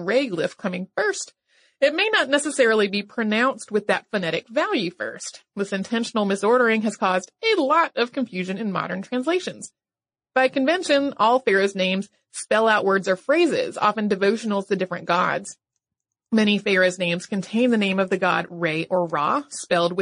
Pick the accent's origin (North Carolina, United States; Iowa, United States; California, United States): North Carolina, United States; my home state, which is North Carolina